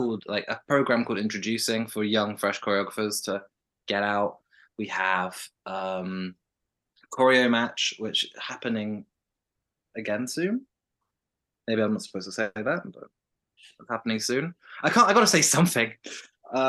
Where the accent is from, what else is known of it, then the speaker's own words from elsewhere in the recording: West Midlands, United Kingdom; moved away as an adult; now in Birmingham, United Kingdom; I'm from the Midlands, the West Midlands.